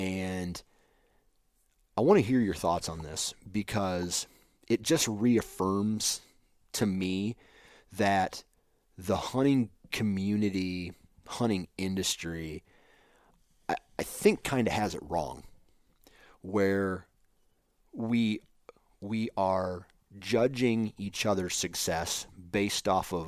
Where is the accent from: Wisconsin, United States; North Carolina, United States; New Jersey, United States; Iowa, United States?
Iowa, United States; born there; You know, like, I was born in Iowa. And I have ground in Iowa.